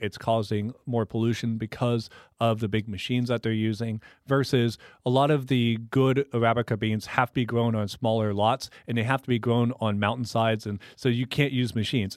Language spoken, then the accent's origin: English; Tomball, Texas, United States; I worked at a local coffee shop in my hometown growing up in Tomball, Texas.